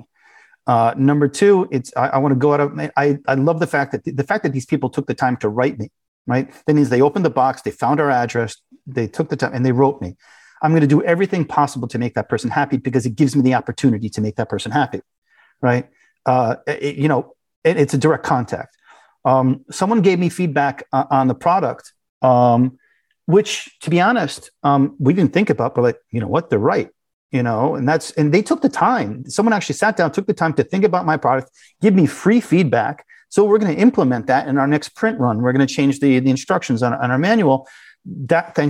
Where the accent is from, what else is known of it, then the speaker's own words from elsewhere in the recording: United States; moved away as an adult; also born or lived in Russia; We're American. We talk like Americans